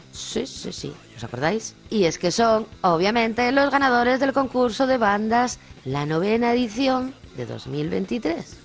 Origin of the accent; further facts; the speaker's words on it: Luarca, Asturias, Spain; Juanjo y una servidora somos del occidente, somos de Chuarca